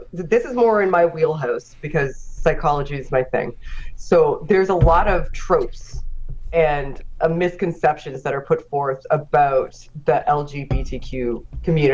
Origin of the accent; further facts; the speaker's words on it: Nova Scotia, Canada; I'm Nova Scotian